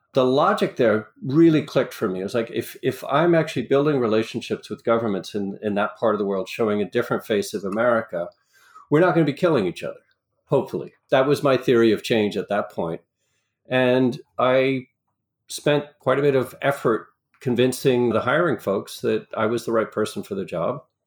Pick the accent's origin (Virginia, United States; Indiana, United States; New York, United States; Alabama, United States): New York, United States; New York area, United States; also born or lived in Long Island / Rockland County; I grew up in the New York area for the most part, New York City, Long Island, uh, Rockland County